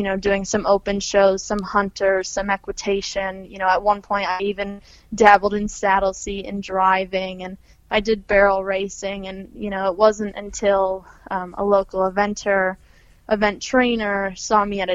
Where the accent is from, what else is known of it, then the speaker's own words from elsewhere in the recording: Olean, New York, United States; moved away as an adult; now in Chester County, Pennsylvania, United States; that's my hometown, Olean